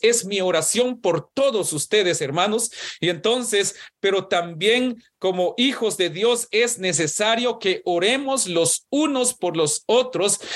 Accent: Guatemala; cuando yo nací, en Guatemala, por lo menos en mi pueblo

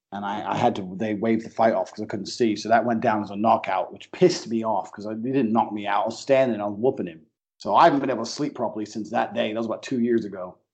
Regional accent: Luton, East of England, United Kingdom; born or raised there; moved away as an adult; also born or lived in United States / Chicago / Thailand / Slovakia; now in Romania

